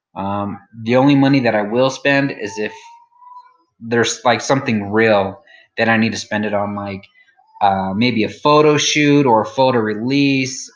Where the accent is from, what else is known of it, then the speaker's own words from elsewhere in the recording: New Mexico, United States; I'm from New Mexico